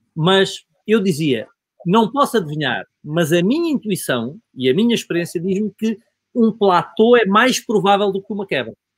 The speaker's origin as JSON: {"language": "Portuguese", "region": "Alentejo", "country": "Portugal", "said": "Eu sou provinciano, sou, sou alentejano"}